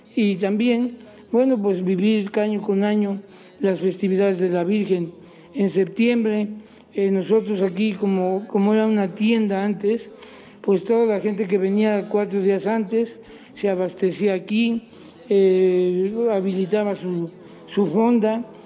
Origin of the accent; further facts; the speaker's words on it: Cholula, Puebla, Mexico; a los cholultecas, especialmente a los que nacimos en Cholula